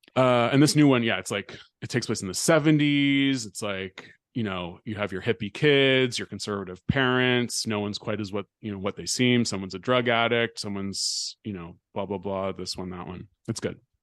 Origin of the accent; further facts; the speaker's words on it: Bay Area, California, United States; moved away; growing up in the Bay Area